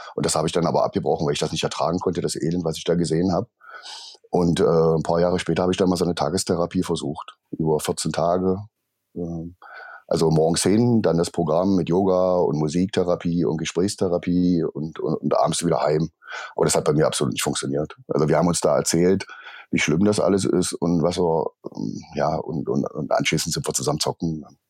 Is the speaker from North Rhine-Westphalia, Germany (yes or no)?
no; Magdeburg, Saxony-Anhalt, Germany; bin geboren in Magdeburg